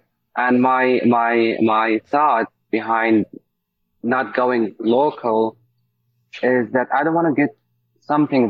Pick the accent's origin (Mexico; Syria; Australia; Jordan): Syria; Damascus, Damascus Governorate; moved away as an adult; also born or lived in Egypt / San Francisco; now in Pittsburgh, United States; I'm from Syria, specifically Damascus.